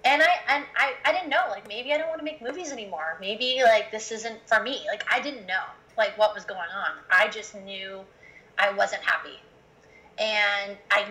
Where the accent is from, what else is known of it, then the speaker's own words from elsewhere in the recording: Iowa, United States; moved away; also born or lived in Los Angeles; I came from Iowa. And, you know, I didn't grow up on a farm